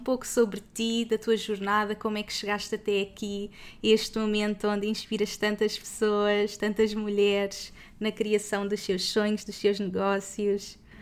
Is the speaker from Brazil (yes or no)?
no; Portugal; moved away; Somos portuguesas pelo mundo